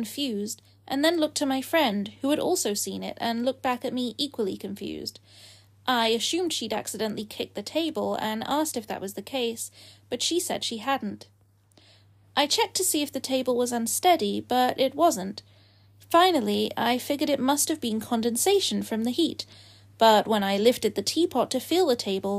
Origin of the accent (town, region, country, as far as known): United Kingdom